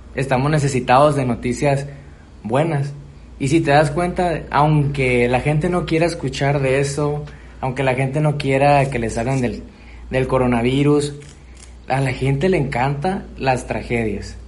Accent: Mexico; estábamos necesitados como sociedad mexicana

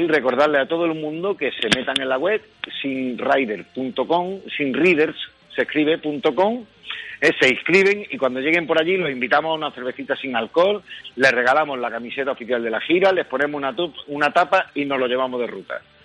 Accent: Spain; somos cerveceros los españoles

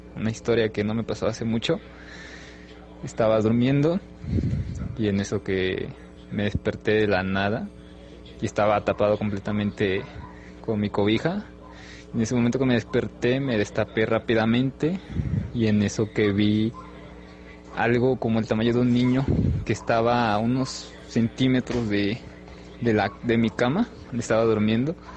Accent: Veracruz, Mexico; Ando de visita aquí en Puebla, yo soy de Veracruz

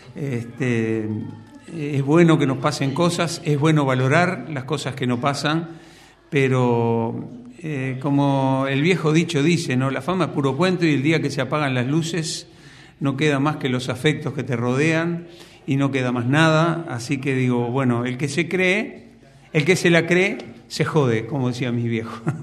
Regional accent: Montevideo, Uruguay; Yo nací en Montevideo, eh, ahí en el barrio, cerca del barrio Villa Española, cerca del Mercado Modelo, que es donde vivo

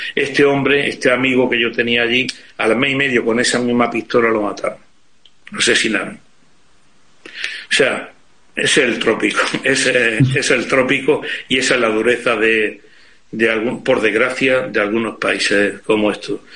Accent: Spain

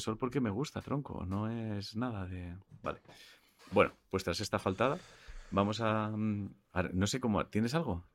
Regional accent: Catalonia, Spain; soy catalán

